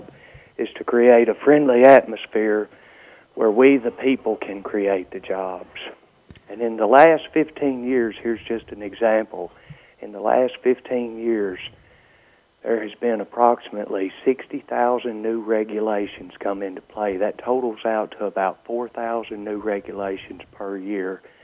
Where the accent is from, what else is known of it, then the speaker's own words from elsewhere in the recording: Cleveland, Mississippi, United States; accent: Southern; also born or lived in Tippah County, Mississippi / DeSoto County, Mississippi; I was born in Cleveland, Mississippi, but all my roots and all my folks are in Tippah County, and I lived there in Tippah County for a while and then came to DeSoto County